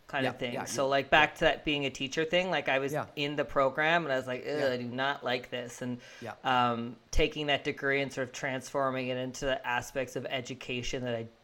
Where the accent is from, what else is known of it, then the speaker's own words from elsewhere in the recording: Fredericton, New Brunswick, Canada; I'm from Fredericton